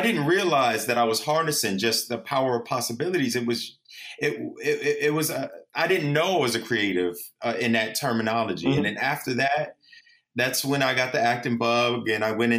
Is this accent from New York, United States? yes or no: yes; New York City, New York, United States; I was born and raised in the Bronx, New York